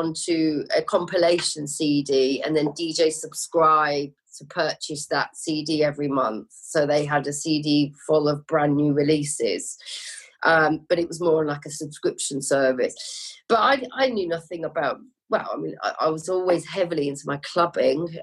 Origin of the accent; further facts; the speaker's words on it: Lincolnshire, East Midlands, United Kingdom; moved away as an adult; now in London, United Kingdom; I'm from London originally, but moved up to Lincolnshire with my family when I was 8